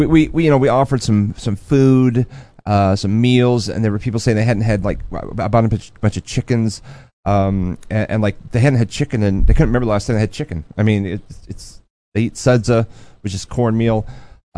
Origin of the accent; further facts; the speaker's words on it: United States; I'm American